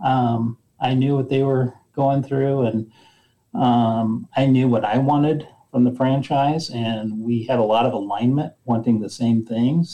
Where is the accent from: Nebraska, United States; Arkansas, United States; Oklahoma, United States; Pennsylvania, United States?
Nebraska, United States; moved away as an adult; also born or lived in Fort Collins, Colorado; I grew up in Nebraska